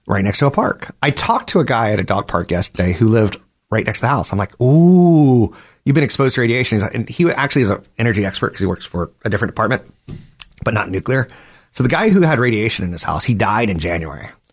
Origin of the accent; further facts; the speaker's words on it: East Coast, United States; now in California, United States; You and I grew up on the East Coast